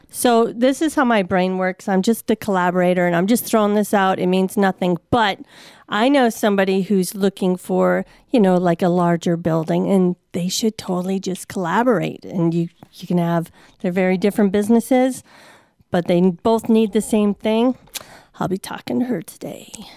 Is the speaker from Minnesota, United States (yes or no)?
yes; Saint Paul, Minnesota, United States; moved away; I come from Saint Paul, Minnesota